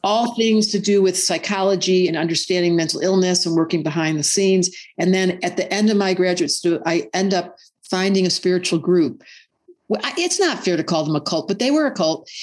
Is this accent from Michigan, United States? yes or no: yes; Detroit, Michigan, United States; I grew up in Detroit in a little suburb.